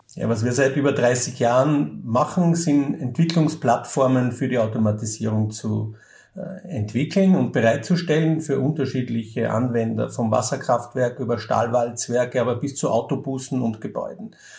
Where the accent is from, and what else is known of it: Austria